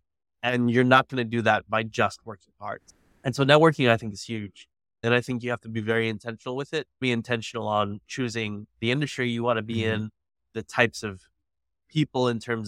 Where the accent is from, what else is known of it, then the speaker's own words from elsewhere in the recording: McAllen, Texas, United States; also born or lived in South Dakota / California; growing up in McAllen, it was complicated. When we first got there, my dad was divorced. I actually was born in South Dakota. My dad was in the Air Force, moved to California, got to McAllen when I was like 3 years old.